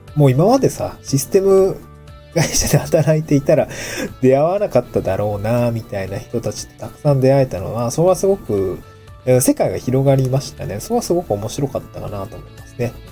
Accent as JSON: {"language": "Japanese", "region": "Niigata", "country": "Japan", "tie": "born or raised there", "also_born_or_lived": "Tokyo", "moved": "yes", "lives_now": "Awaji Island, Japan", "said": "もちろん僕も新潟出身ですけど"}